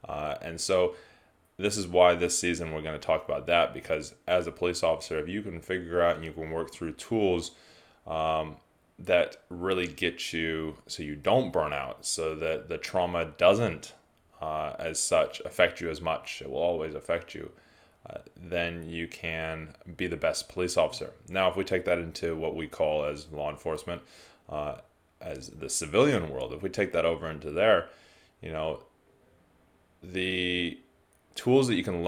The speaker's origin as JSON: {"language": "English", "region": "California", "country": "United States", "moved": "as an adult", "lives_now": "New Zealand", "said": "I am originally from California, now live in New Zealand, have been since 2004. But I grew up sailing around the world"}